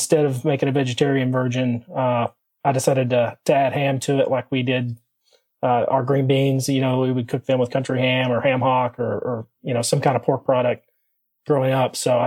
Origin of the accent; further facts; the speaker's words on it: Corbin, Kentucky, United States; So I was born and raised in Southeastern Kentucky, really close to the Tennessee, Virginia, like tri-state area there, a small town called Corbin